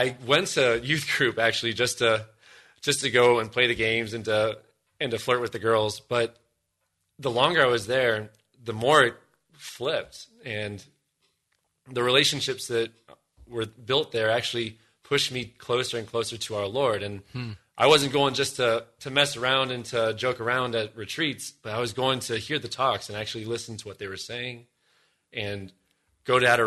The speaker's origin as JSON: {"language": "English", "town": "Columbus", "region": "Ohio", "country": "United States", "tie": "born or raised there", "also_born_or_lived": "Denver, Colorado", "said": "we moved from Denver, where I was born, out here to Columbus, Ohio"}